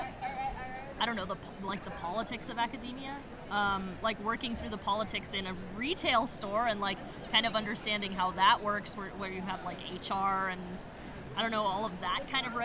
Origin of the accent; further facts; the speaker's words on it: Taos, New Mexico, United States; now in Albuquerque, United States; I'm from Taos, New Mexico, but I live in Albuquerque now